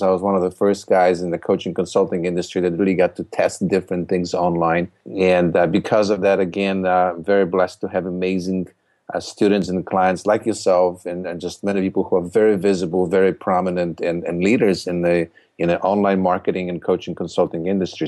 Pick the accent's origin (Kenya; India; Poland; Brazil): Poland; English is a second language; moved away as an adult; now in United States; I, uh, came to the United States in, from Poland in nineteen eighty-nine